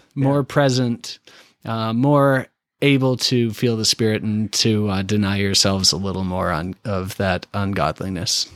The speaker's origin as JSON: {"language": "English", "country": "Canada", "moved": "yes", "lives_now": "Indianapolis, United States", "said": "I'm from Canada"}